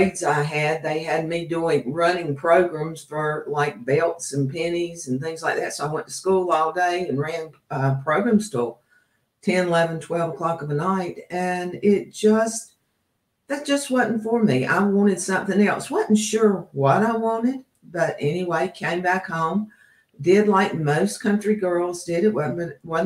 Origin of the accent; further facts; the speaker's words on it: Concord, North Carolina, United States; I was born near Mount Pleasant, North Carolina, actually in Concord. But grew up in the country